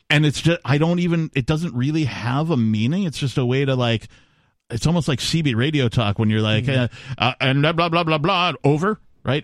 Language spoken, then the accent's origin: English; Wisconsin, United States; growing up in Wisconsin